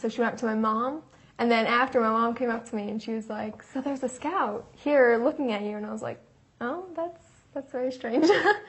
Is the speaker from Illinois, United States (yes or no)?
no; New Jersey, United States; From New Jersey.